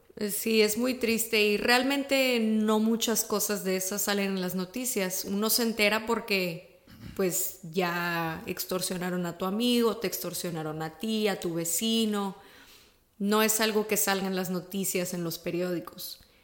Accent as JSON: {"language": "Spanish", "town": "Ciudad Victoria", "region": "Tamaulipas", "country": "Mexico", "tie": "born or raised there", "said": "Yo soy mexicana, nací y crecí en Ciudad Victoria, Tamaulipas, en el norte del país"}